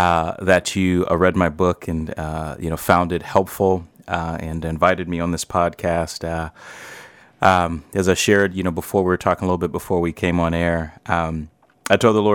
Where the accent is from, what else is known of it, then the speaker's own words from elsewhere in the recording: St. Louis, Missouri, United States; I am black. I was born in St. Louis. I still live in St. Louis, Missouri.